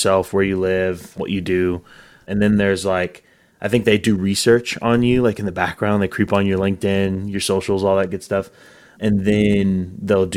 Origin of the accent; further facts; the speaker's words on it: Northwest Arkansas, United States; moved away; also born or lived in Texas; I grew up in Northwest Arkansas, so I wanted to come back home